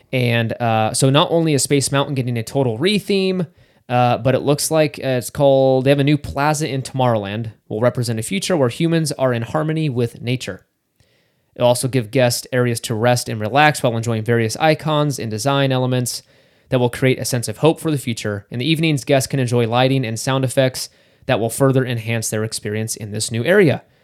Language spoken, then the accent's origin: English; Northern California, United States; I grew up in Northern California